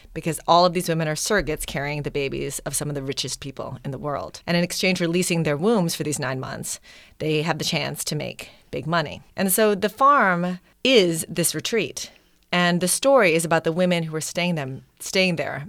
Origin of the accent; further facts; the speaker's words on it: Wisconsin, United States; also born or lived in Manila, Philippines; I was born in Manila, but grew up in Wisconsin